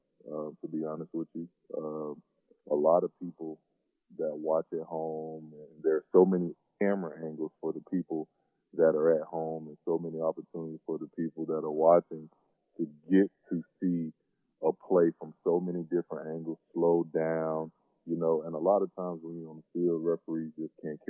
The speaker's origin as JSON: {"language": "English", "town": "Suwanee", "region": "Georgia", "country": "United States", "tie": "born or raised there", "moved": "yes", "said": "I grew up in Atlanta"}